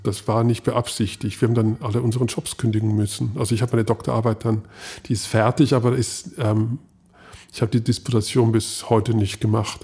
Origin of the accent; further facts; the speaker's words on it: Switzerland; ich habe das Skifahren als Schweizer geopfert